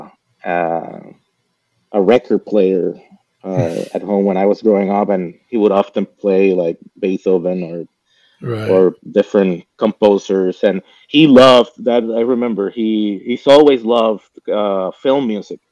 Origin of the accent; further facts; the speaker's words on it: Caguas, Puerto Rico; moved away as an adult; So I grew up right in my hometown. It's called Caguas.